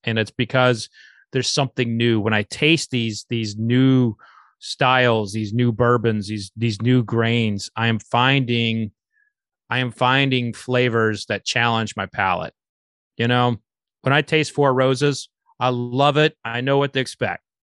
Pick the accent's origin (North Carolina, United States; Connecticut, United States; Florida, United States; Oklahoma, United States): Oklahoma, United States; I'm from Oklahoma